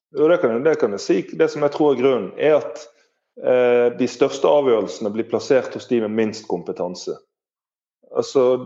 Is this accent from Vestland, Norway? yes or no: yes; Bergen, Vestland, Norway